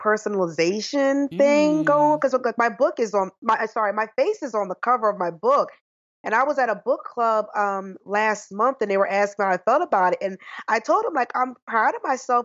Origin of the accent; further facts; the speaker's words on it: New Jersey, United States; moved away as an adult; now in New York City, United States; I'm actually from New Jersey